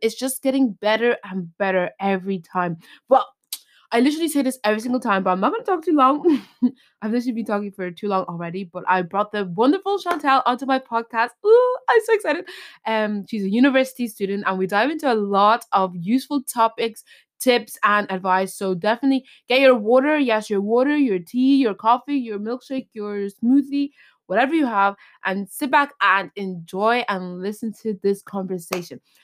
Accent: Ireland; I'm from Ireland

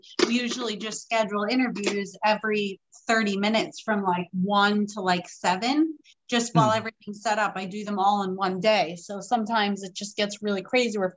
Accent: New York, United States; being a New Yorker, an Italian New Yorker

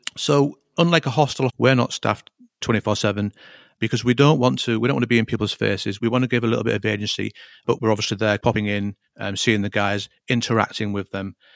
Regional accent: Hull, Yorkshire and the Humber, United Kingdom; moved away as an adult; I was born and raised in Hull

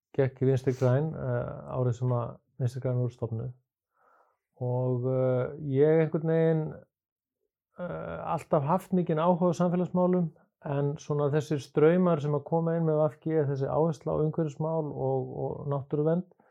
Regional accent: Kópavogur, Capital Region, Iceland; moved away as an adult; also born or lived in Reykjavík / United States; ég er eh, fættur í Reykjavík en alveg upp að langmestu leiti í Kópaví. Fór þar alla mínu skólagöngu

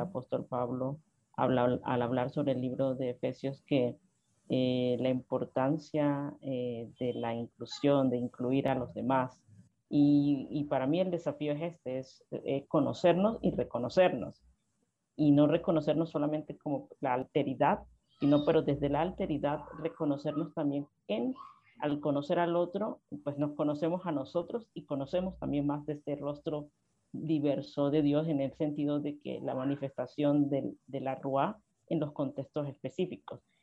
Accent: Guna Yala, Panama; yo soy panameña del pueblo Cunadule, uno de los siete pueblos indígenas en Panamá

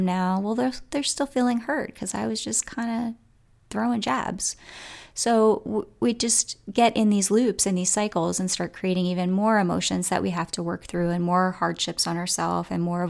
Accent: Coatesville, United States; I grew up in Coatesville, and you know, it's a community, you know, that sometimes has a little anger running through it

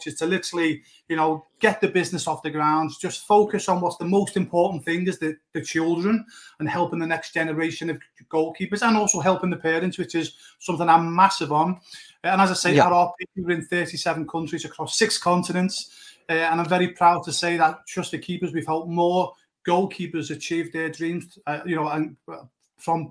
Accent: Liverpool, North West England, United Kingdom; moved away; I'm originally from Liverpool, England

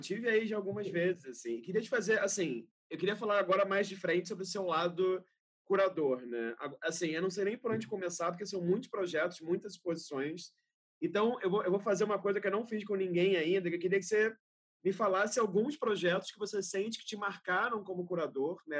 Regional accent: Rio de Janeiro, Brazil; eu falo isso como carioca

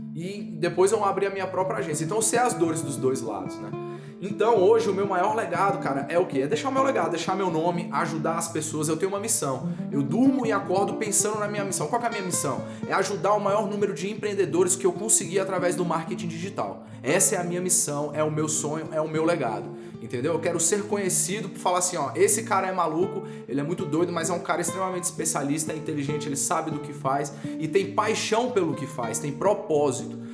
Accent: Brasília, Federal District, Brazil; eu sou de Brasília

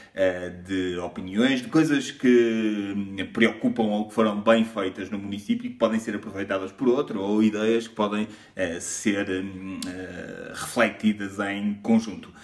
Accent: Tâmega e Sousa region, Northern Portugal, Portugal; eu sou da região do Tâmega e Sousa, a norte

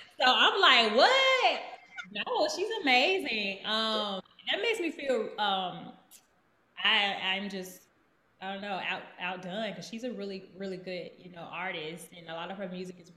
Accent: Birmingham, Alabama, United States; moved away as an adult; also born or lived in Houston, Texas; now in Nashville, United States; I grew up in the Baptist church in the South in Birmingham

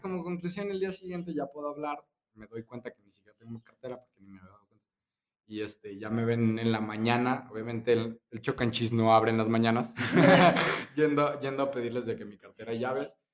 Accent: Guadalajara, Jalisco, Mexico; nosotros somos de Guadalajara y aquí Chapala

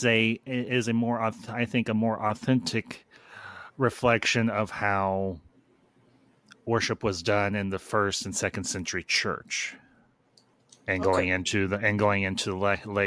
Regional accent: Indiana, United States; accent: Yankee; I was born and raised in Indiana. I have been here all my life

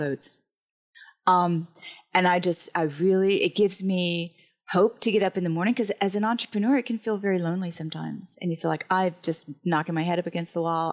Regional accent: Huntsville, Alabama, United States; moved away as an adult; now in Kentucky, United States; I'm from Alabama originally, from Huntsville

